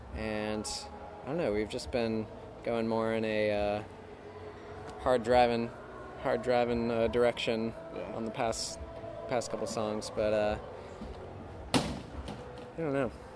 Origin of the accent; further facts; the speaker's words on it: South Florida, United States; moved away as an adult; now in Chapel Hill, United States; Grew up in South Florida